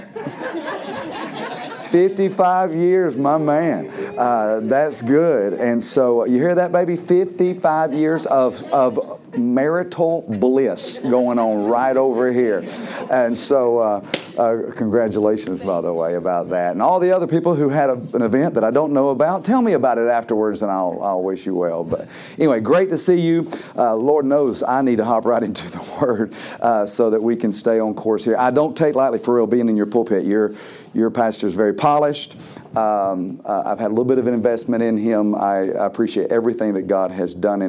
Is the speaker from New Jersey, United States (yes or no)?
no; Georgia, United States; I'm from Georgia